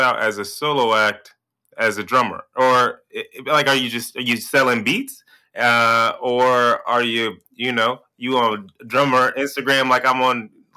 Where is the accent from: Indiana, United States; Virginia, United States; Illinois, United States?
Illinois, United States; Chicago; having been born and raised there